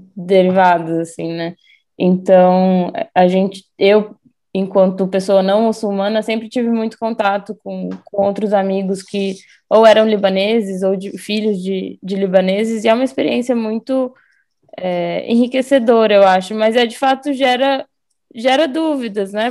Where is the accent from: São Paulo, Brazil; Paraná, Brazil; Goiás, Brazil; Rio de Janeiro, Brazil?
Paraná, Brazil; Foz do Iguaçu; a gente cresceu em Foz